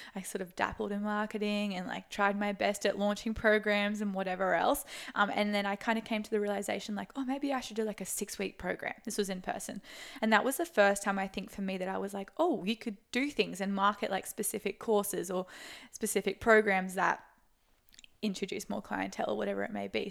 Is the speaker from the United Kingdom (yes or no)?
no; Sunshine Coast, Queensland, Australia; I'm from the Sunshine Coast